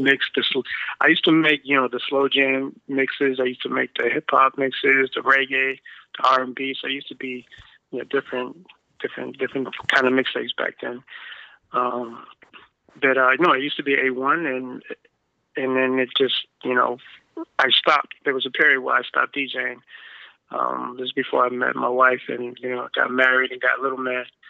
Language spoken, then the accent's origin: English; United States; also born or lived in Boston; I was born here in America, but my mom and dad's from Guatemala